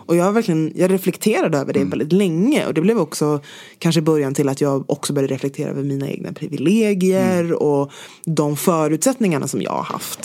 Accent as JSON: {"language": "Swedish", "town": "Stockholm", "region": "Stockholm County", "country": "Sweden", "tie": "born or raised there", "also_born_or_lived": "London", "said": "Det är där jag är uppvuxen."}